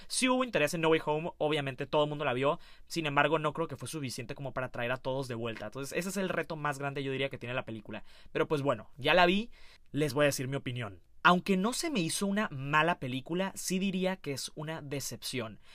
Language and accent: Spanish; Mexico; siendo mexicano